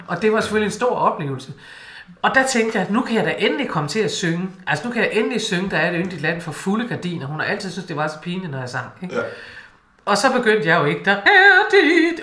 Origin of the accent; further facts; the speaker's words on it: Aalborg, North Denmark Region, Denmark; snakke ligesom hjemme i Aalborg